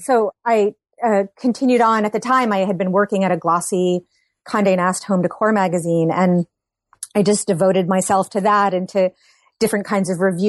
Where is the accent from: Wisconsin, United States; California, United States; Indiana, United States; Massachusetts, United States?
Massachusetts, United States; now in Brooklyn, United States; I live in Brooklyn, New York. I grew up in Massachusetts